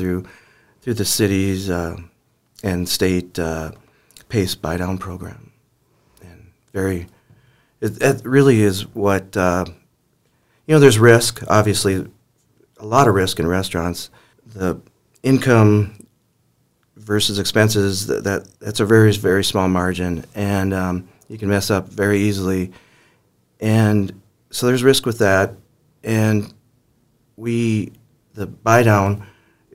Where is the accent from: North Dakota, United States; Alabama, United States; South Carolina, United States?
North Dakota, United States; Mandan; also born or lived in Fargo; I was born and raised in Mandan.